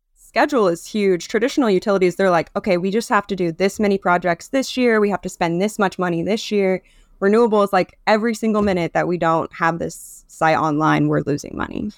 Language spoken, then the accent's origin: English; Nebraska, United States; I'm from Nebraska